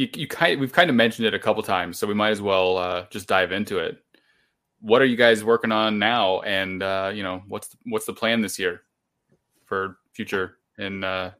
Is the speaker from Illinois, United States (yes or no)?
yes; small town in Illinois, United States; also born or lived in Chicago area, Illinois / Austin, Texas / Rockford, Illinois; No, I'm not from Rockford originally. I'm from like a really, really small town, you know, closer to Iowa. And then I went to college near Chicago, met my girlfriend. We moved to Austin, Texas first, and then back to Rockford.